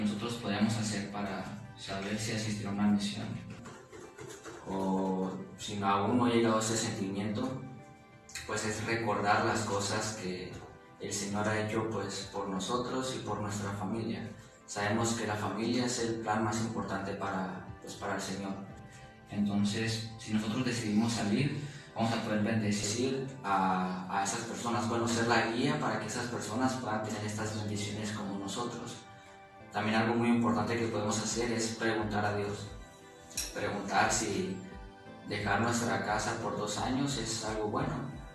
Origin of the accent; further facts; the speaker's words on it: Hidalgo del Parral, Chihuahua, Mexico; moved away as an adult; now in Tijuana, Mexico; vengo de Parral, Chihuahua